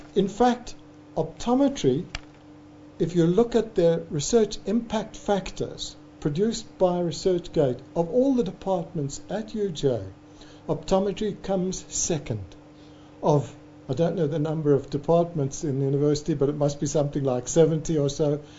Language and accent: English; South Africa; South African optometric academics